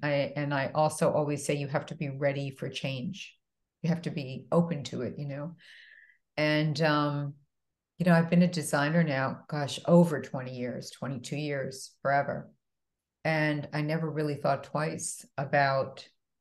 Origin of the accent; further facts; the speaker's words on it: East Northport, New York, United States; moved away as an adult; also born or lived in Bronx, New York / Boston / New Jersey; now in Miami, United States; we moved out to a small town in Long Island called East Northport. And I was raised there